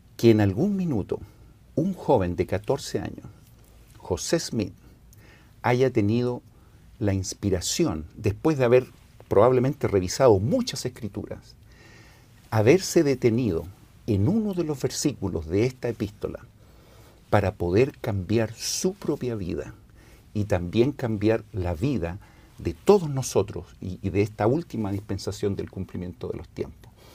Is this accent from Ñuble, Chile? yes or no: no; Santiago, Santiago Metropolitan Region, Chile; yo nací en Santiago, en Chile